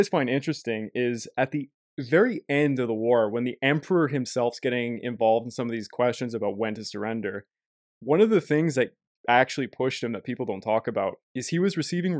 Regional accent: Canada; I'm not American, I'm a Canadian

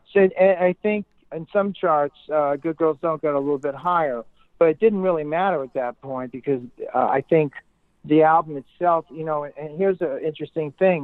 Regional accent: New York City, New York, United States; moved away as an adult; also born or lived in California / England / Boston; I grew up in Brooklyn

